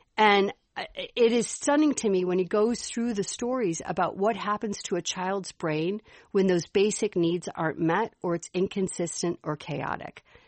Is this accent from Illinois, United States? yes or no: yes; Chicago, Illinois, United States; accent: Chicago; my Chicago accent